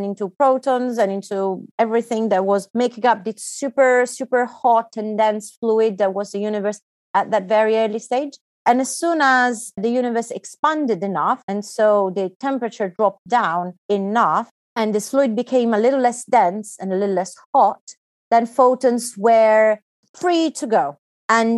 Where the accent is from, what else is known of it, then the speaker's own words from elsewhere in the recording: Italy; moved away as an adult; also born or lived in United Kingdom / China / Germany; I was born in Italy and that's where I did all my studies.